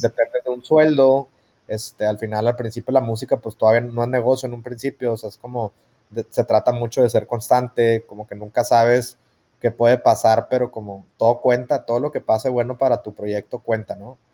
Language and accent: Spanish; Monterrey, Nuevo León, Mexico; ya no sé si regia mexicana o latina